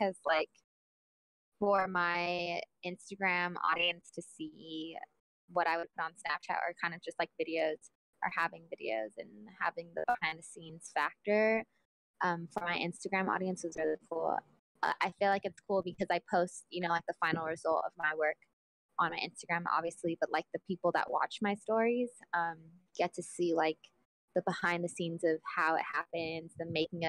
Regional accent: Inland Empire, California, United States; moved away as an adult; now in Los Angeles, United States; I'm from the Inland Empire. I've lived downtown LA for like 3 years

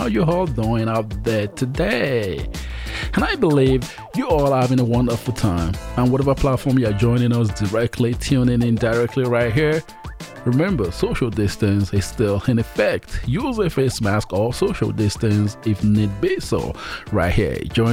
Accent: Port Harcourt, Rivers State, Nigeria; also born or lived in Offa, Kwara State, Nigeria; I'm from Nigeria as well. And I was born in Ofa, raised in Port Harcourt

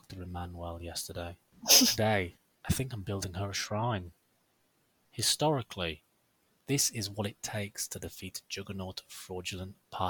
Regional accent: United Kingdom; we're British.

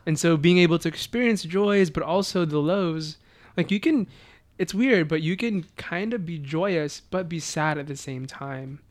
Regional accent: Beaumont, Texas, United States; also born or lived in Philippines; I grew up in Beaumont, Texas, which is about like an hour and a half from Houston

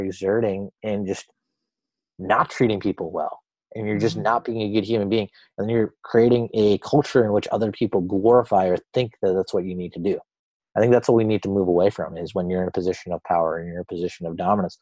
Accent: Boston, Massachusetts, United States; I'm an Indian guy. My parents are immigrants. I come from Boston

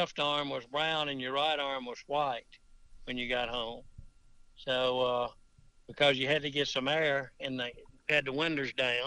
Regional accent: Toccopola, Mississippi, United States; growing up in Tocopola and such places

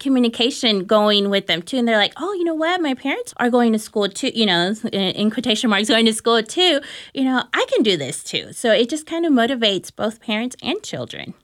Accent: Dallas, Texas, United States; I was born and raised here in Dallas, Texas

